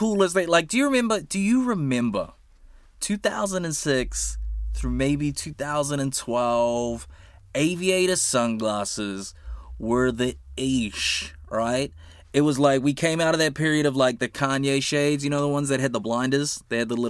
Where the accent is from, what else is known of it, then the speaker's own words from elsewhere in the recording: Auckland, New Zealand; I grew up on the North Shore